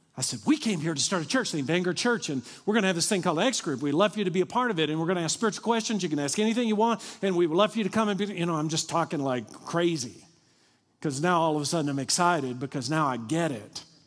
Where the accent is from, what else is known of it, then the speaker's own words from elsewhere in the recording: Kentucky, United States; moved away; also born or lived in Dallas; I'm from Kentucky.